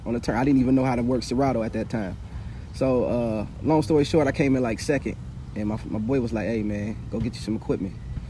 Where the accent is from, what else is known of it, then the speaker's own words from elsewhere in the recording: Hammond, Indiana, United States; Me in my hometown, Hammond, Indiana. I've been living here over 40 years. It's where I was raised.